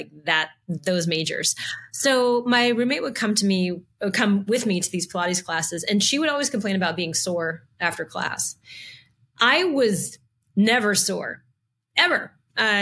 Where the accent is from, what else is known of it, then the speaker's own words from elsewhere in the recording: New Orleans, Louisiana, United States; moved away; I was originally from the South, from New Orleans